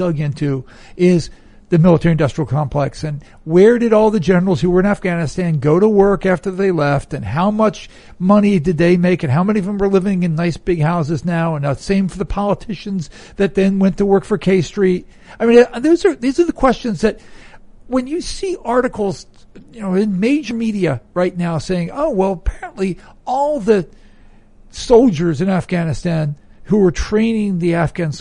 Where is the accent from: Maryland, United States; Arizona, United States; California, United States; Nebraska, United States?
Maryland, United States; Baltimore; I'm from Baltimore